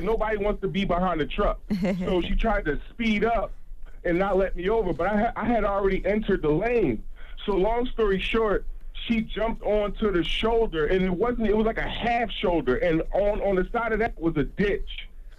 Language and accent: English; Philadelphia, Pennsylvania, United States; now in South Carolina, United States; I'm a trucker. I'm from Philly, but right now I'm in the 803.